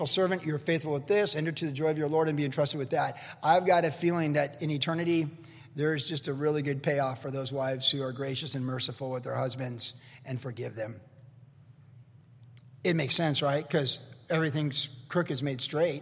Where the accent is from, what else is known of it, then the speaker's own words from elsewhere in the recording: the South, United States; I grew up in the South